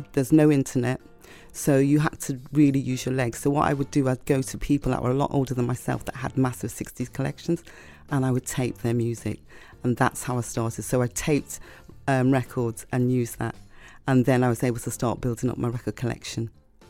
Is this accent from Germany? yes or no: no; Liverpool, North West England, United Kingdom; now in London, United Kingdom; I'm from Liverpool originally. So when I first came to London and I was on the radio, I had to really learn very quickly how to change my accent so that people could understand me.